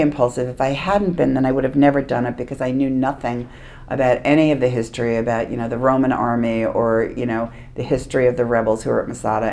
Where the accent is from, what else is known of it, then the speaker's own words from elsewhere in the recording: Hempstead, New York, United States; I grew up on Long Island